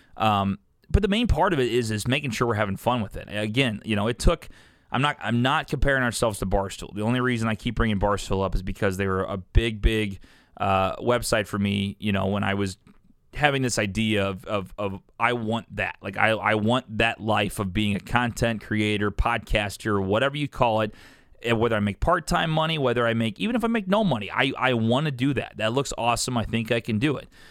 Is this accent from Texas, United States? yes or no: no; Columbia, Illinois, United States; also born or lived in St. Louis, Missouri; I'm from here. I'm from Columbia, Illinois. I'm fifteen minutes from downtown